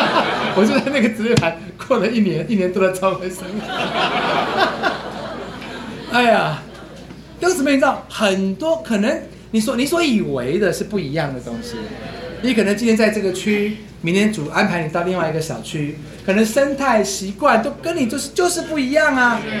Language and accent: Chinese; Luodong, Yilan County, Taiwan; 我在得救没有多久，回到我的家乡，我在罗东，罗东，我就回到罗东教会去